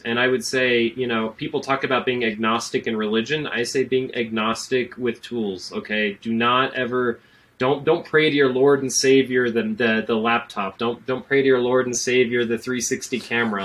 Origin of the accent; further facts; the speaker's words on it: Colorado, United States; that's my home state. That was the Colorado State Fair